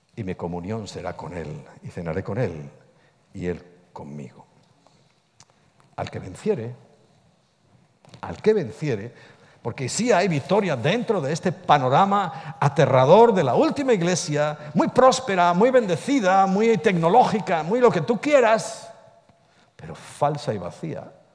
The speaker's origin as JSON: {"language": "Spanish", "town": "Ponferrada", "region": "Castile and León", "country": "Spain", "said": "en mi tierra, yo soy de Ponferrada"}